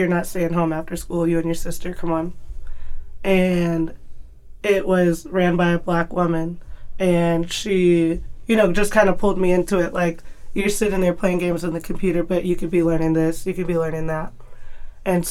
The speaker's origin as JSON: {"language": "English", "town": "Tacoma", "region": "Washington", "country": "United States", "tie": "born or raised there", "said": "I grew up in Tacoma. I still live in Tacoma"}